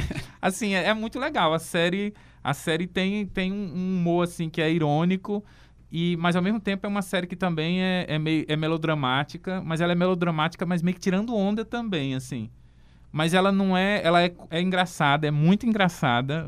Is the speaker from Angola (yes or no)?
no; England, United Kingdom; now in Brazil; eu sou inglês